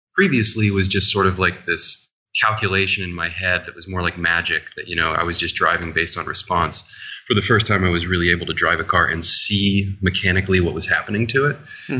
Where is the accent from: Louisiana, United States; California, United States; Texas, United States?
Louisiana, United States; New Orleans; I was raised in New Orleans playing music